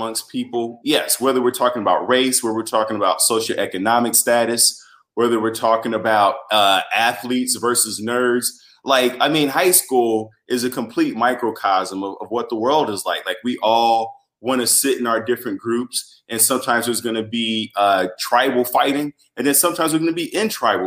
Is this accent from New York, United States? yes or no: no; Chicago, Illinois, United States; I'm from Chicago. I'm from the north side